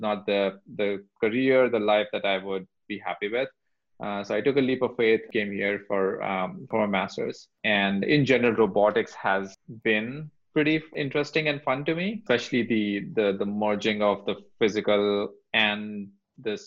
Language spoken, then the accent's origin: English; India; moved away as an adult; now in United States; I grew up in India